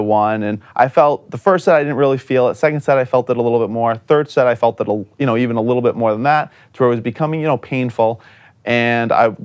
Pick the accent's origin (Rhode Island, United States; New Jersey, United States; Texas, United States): Rhode Island, United States; Chepachet; I'm from Chepachet